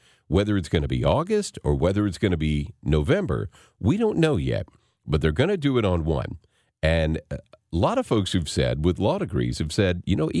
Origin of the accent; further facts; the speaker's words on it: Arkansas, United States; moved away; growing up in Arkansas